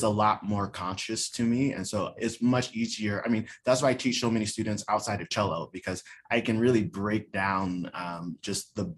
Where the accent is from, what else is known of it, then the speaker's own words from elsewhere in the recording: Atlanta, Georgia, United States; moved away; we're both from Atlanta